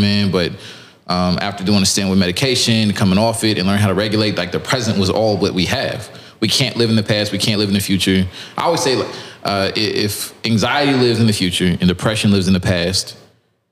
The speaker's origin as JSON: {"language": "English", "town": "Lewisville", "region": "Texas", "country": "United States", "tie": "born or raised there", "said": "I'm from Dallas, north of Dallas, from the suburbs"}